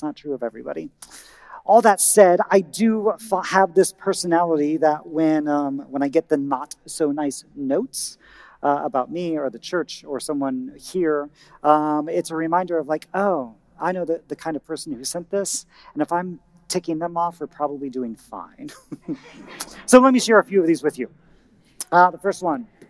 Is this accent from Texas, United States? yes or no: no; Indiana, United States; moved away; my home state, Indiana